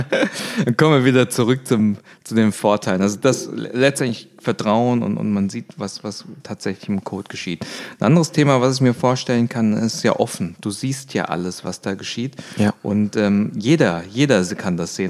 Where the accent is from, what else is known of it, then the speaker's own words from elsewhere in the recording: Swabia, Germany; als Schwabe